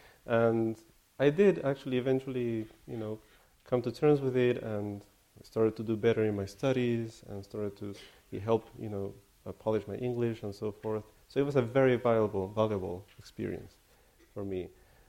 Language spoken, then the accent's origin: English; California, United States; Slightly. I'm from California as well.